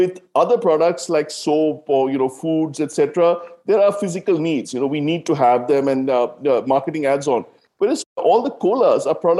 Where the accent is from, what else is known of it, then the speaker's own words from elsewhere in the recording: South India, India; I grew up in South India